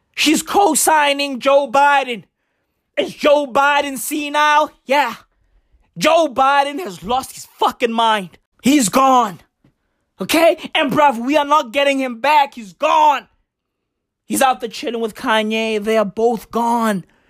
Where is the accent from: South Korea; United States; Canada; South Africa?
South Africa; I'm African. Okay? I'm recording this shit on African soil, South Africa, to be exact